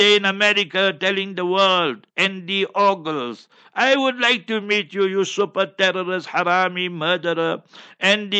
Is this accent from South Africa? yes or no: yes; Heidelberg, Gauteng, South Africa; moved away; I will be in Heidelberg by that time, inshallah, my hometown where I was born and bred